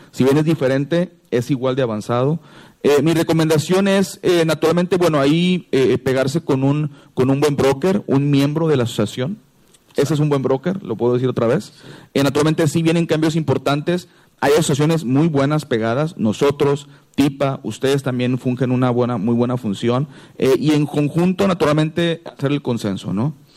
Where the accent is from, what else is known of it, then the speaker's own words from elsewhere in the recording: Mexico; nosotros los que somos mexicanos